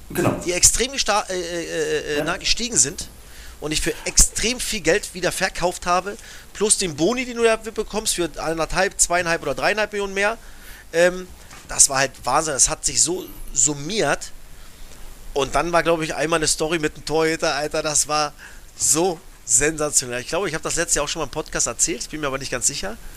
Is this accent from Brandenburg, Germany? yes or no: yes; Cottbus, Brandenburg, Germany; Wir kommen beide aus Cottbus, ja.